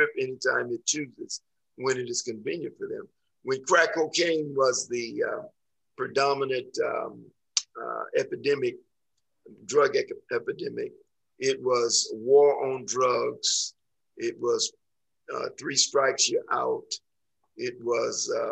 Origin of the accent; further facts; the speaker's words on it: the South, United States; I'm from the South